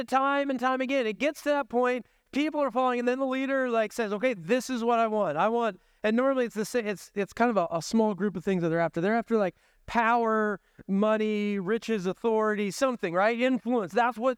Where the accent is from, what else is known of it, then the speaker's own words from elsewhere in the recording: Washington, United States; now in Dubuque, United States; I came from Washington State, so I drove 25 hours to get here.